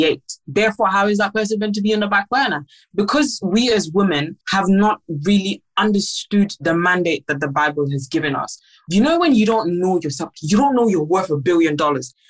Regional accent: Gambia; I'm half Nigerian, I'm half Gambian.

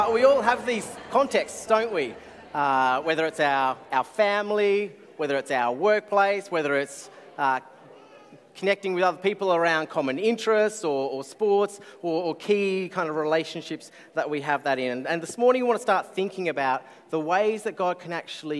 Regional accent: Canberra, Australian Capital Territory, Australia; I grew up in Canberra, far away from beaches.

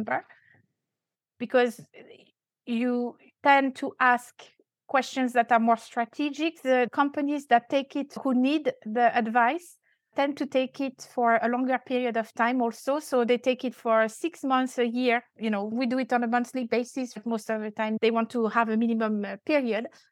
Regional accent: France; accent: French; English is a second language; now in Dubai, United Arab Emirates; I'm French. I still have quite an accent

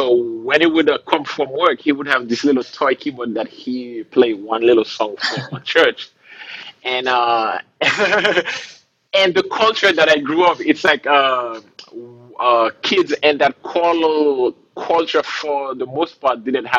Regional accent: Haiti; moved away as an adult; now in Rhode Island, United States; I grew up in a country in the Caribbean called Haiti. Yeah, man, I was born and raised there

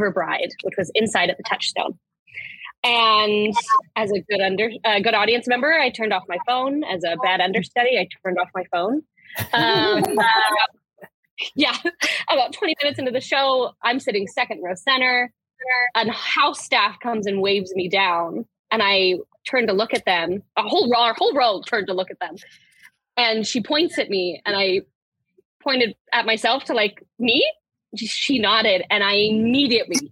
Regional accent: Utah, United States; moved away as an adult; now in Washington, D.C., United States; I'm originally from Utah

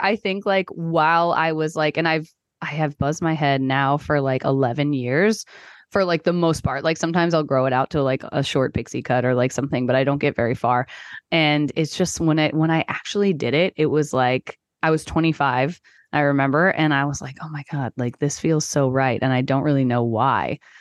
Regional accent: Texas, United States; I grew up in Texas

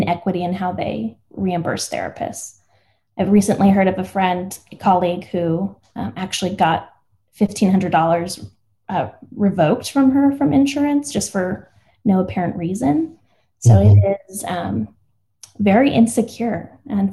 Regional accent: El Paso, Texas, United States; I grew up in El Paso, Texas, and my dad's white, my mom's Mexican.

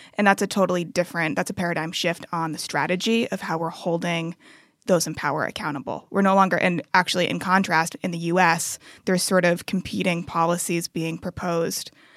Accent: Cambridge, Massachusetts, United States; now in Abu Dhabi, United Arab Emirates; my hometown my, my birthplace of cambridge massachusetts

